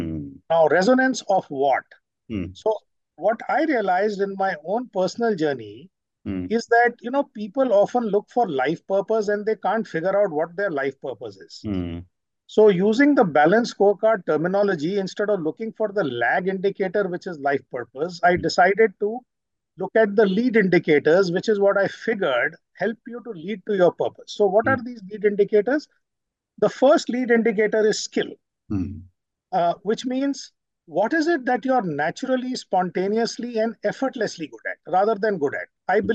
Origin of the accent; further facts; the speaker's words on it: Delhi, India; took me through different cities like Nagpur, Satna, Indore, and Hyderabad after I was born in Delhi, and then finally settled back in Delhi.